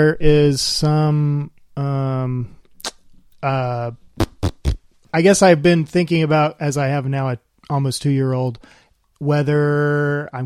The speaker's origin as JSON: {"language": "English", "region": "Alabama", "country": "United States", "tie": "born or raised there", "said": "I grew up in Alabama."}